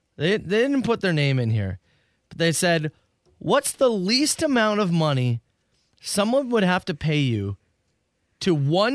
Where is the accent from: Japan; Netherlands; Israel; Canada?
Canada; being Canadian